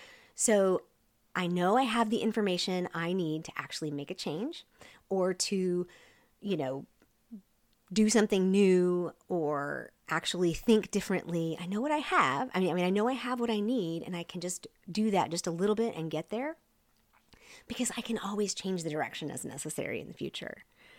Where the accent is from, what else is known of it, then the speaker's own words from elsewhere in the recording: Seoul, South Korea; also born or lived in Wyoming; And before we went on the mission field, I grew up in Seoul, Korea. So any shout outs there to my Korea peeps. Before we went to Korea, we were in Wyoming.